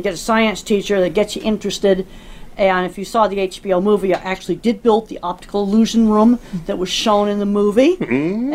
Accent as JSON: {"language": "English", "town": "Dedham", "region": "Massachusetts", "country": "United States", "tie": "born or raised there", "said": "I grew up in Dedham, Massachusetts, outside Boston"}